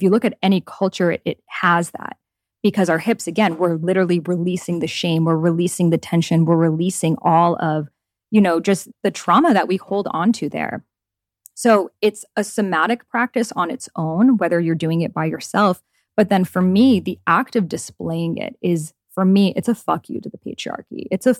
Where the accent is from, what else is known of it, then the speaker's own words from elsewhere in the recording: Iran; So like the culture I grew up in Iran, in Middle Eastern culture, like women aren't allowed to go outside without a headscarf.